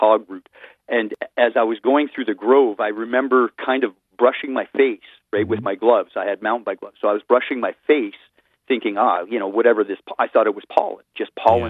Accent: Richmond, British Columbia, Canada; I grew up in Richmond, right, which is a very fertile area

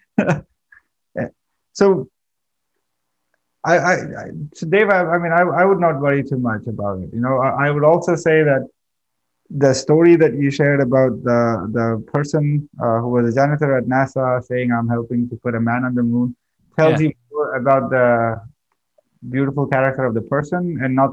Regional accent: India; I come from India. My thinking patterns and the way I grew up is totally different

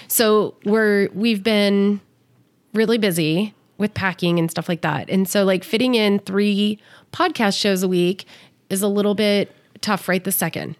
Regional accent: California, United States; moved away as an adult; now in Las Vegas, United States; I grew up in California. I live here

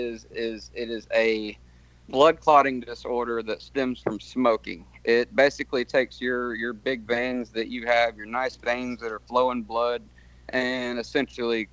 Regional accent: Nashville, Tennessee, United States; Nashville, Tennessee

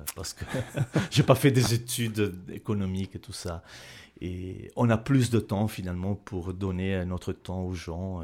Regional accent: Bergamo, Lombardy, Italy; French is a second language; moved away as an adult; also born or lived in Neuchâtel, Switzerland; now in Switzerland; en Italie, je viens de Bergame

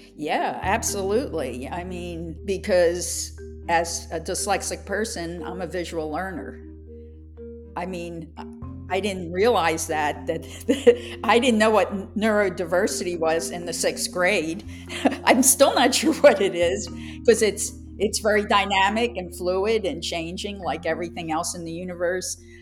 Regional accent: Philadelphia, Pennsylvania, United States; I grew up in Philadelphia as a young child

